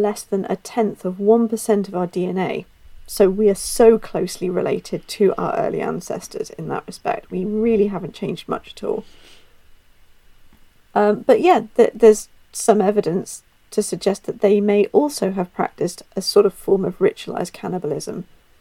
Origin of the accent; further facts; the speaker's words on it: Ireland; I'm Irish